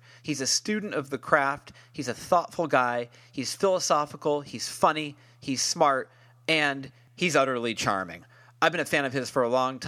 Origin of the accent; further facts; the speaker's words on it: United States; I'm not French, I'm American